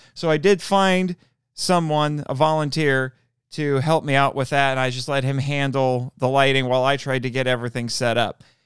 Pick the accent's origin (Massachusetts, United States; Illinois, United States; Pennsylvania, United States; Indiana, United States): Indiana, United States; Fort Wayne; I'm from Fort Wayne, too